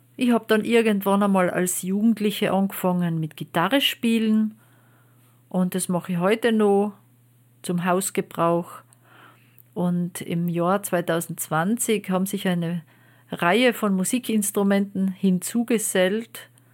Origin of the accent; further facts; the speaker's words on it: Austria; Bei uns in Österreich